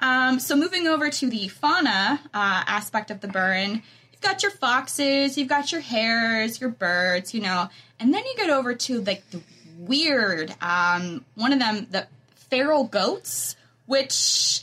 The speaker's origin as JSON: {"language": "English", "region": "Kentucky", "country": "United States", "tie": "born or raised there", "said": "I know it is even greener than my hometown of Kentucky"}